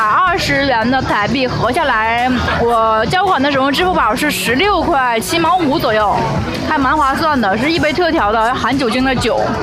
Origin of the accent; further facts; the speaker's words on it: Shenyang, Liaoning, China; accent: Northeastern (Dongbei); 如果这是在我们那边沈阳的话